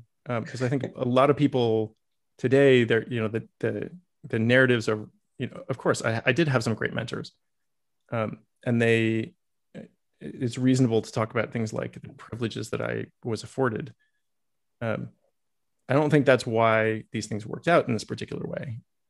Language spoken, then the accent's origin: English; Massachusetts, United States; also born or lived in Iowa; and I grew up in Massachusetts and Iowa, right? So I had nothing to do with Texas.